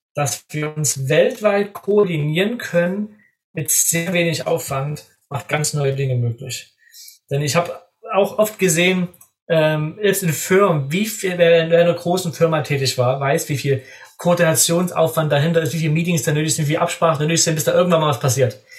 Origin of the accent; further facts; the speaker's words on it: Germany; als Deutscher